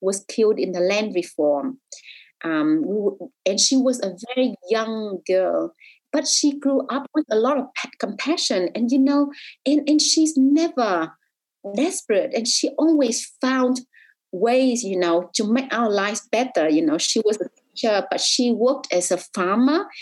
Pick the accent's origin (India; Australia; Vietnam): Vietnam; as a girl growing up in Vietnam